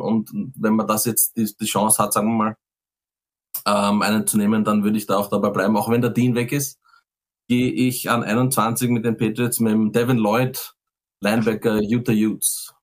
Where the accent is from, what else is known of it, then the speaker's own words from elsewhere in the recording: Austria; als Österreicher